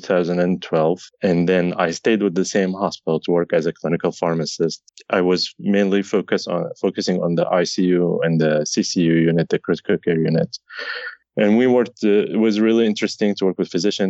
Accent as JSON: {"language": "English", "country": "Syria", "moved": "yes", "said": "I'm originally from Syria"}